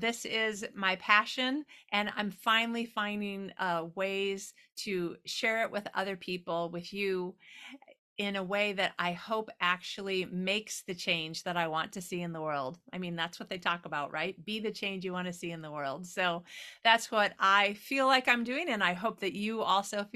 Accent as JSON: {"language": "English", "region": "Midwest", "country": "United States", "tie": "born or raised there", "moved": "yes", "said": "I born and raised in the Midwest."}